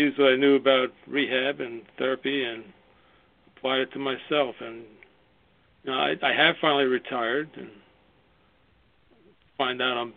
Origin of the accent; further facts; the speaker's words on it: New York, United States; I started in New York. I was born in New York, as you can tell by my accent.